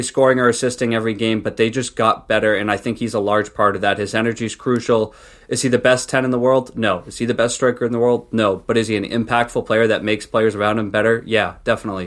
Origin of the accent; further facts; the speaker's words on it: New England, United States; grew up, you know, living at my parents' house, Um, and obviously the, I was, I'm from New England